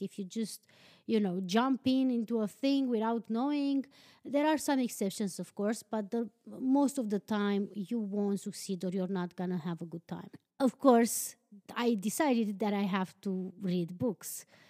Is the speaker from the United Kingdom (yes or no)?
no; Transylvania, Romania; English is a second language; moved away as an adult; now in Iceland; born and raised in Transylvania, but I live in Iceland